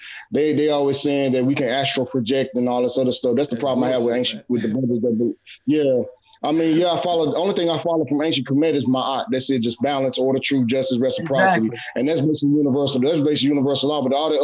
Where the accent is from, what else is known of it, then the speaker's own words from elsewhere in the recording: Ghana; I'm Ghanaian, so.